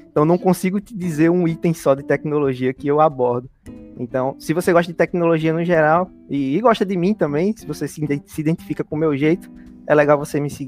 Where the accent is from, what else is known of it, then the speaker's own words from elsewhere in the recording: Paulo Afonso, Bahia, Brazil; Não, é, eu não saí de Paulo Afonso até completar os meus 18 anos.